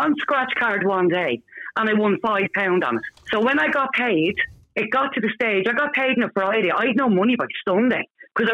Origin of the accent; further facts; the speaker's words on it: Bray, Leinster, Ireland; and I'm from Bray.